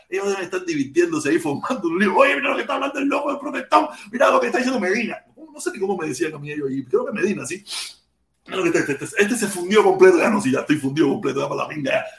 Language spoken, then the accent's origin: Spanish; Cuba; now in United States